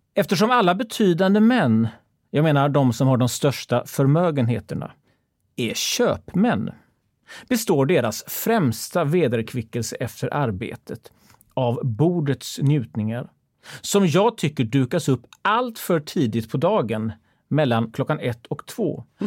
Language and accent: Swedish; Gothenburg, Västra Götaland, Sweden; jag var göteborgare